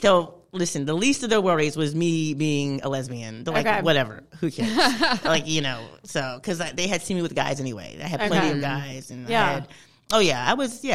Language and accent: English; Cherry Hill, New Jersey, United States; I'm from the suburbs in New Jersey, South Jersey